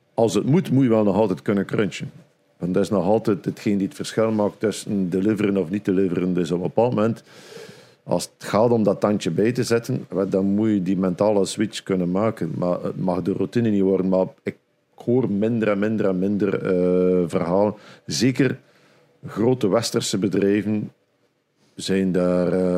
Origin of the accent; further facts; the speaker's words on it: Flanders, Belgium; bij ons in Vlaanderen